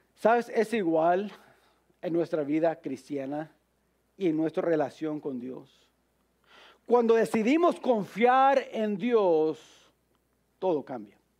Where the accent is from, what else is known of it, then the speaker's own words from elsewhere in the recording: United States; como americanos